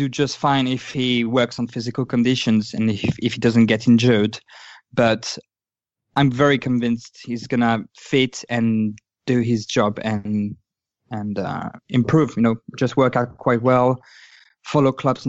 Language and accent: English; Lyon, Auvergne-Rhône-Alpes, France; I was born in Lyon. I was supporting Lyon as a kid